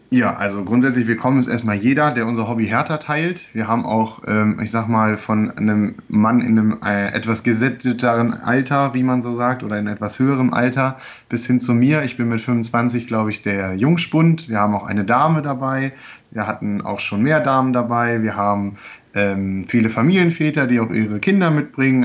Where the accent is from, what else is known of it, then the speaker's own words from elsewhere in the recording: Goslar, Lower Saxony, Germany; also born or lived in Braunschweig; now in Lüneburg, Germany; gebürtig komme ich aus Goslar, das heißt bei Braunschweig